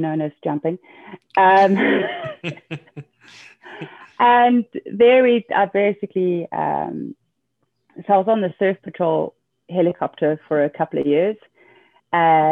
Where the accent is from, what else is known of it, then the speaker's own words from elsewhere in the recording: Cape Town, Western Cape, South Africa; also born or lived in Northern Germany; now in Germany; I'm from Cape Town, South Africa